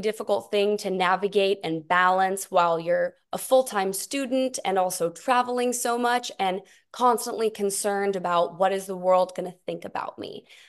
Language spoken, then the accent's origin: English; Tyler, Texas, United States; I'm originally from Tyler, Texas